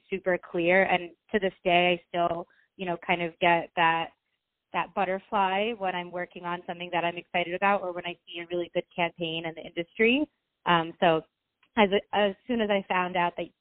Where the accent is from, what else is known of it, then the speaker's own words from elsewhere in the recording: United States; also born or lived in Ukraine; I was born in Ukraine. My family, we immigrated to America when I was about 4 years old